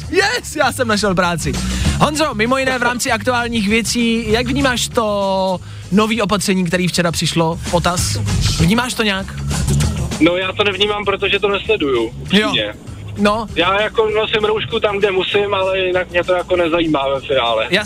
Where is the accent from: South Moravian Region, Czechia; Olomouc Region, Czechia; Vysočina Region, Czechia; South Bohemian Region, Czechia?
Olomouc Region, Czechia; Říkovice; Z Říkovec.